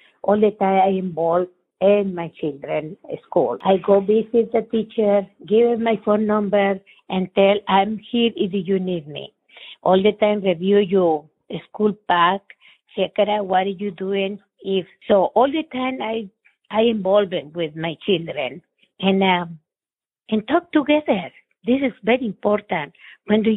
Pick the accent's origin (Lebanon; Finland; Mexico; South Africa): Mexico; English is a second language; moved away as an adult; now in United States; I'm from Mexico, and I come to USA because my children is American